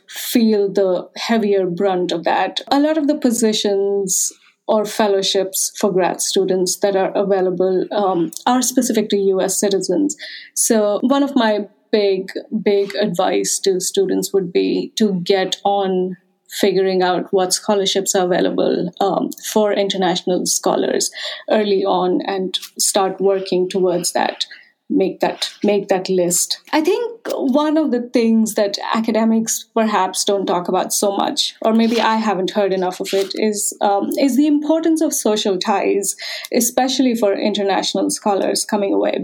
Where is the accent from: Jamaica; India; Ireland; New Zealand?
India; Uttarakhand; moved away as an adult; now in United States; I'm from the northern Himalayan state of Uttarakhand